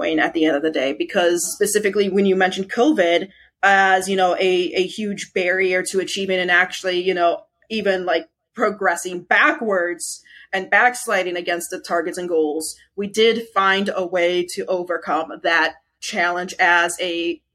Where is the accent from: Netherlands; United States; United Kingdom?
United States; the only American among the finalists